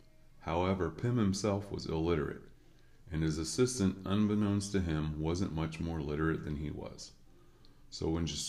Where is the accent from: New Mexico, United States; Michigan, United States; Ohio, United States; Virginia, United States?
Ohio, United States; Lastly, because I'm from Ohio.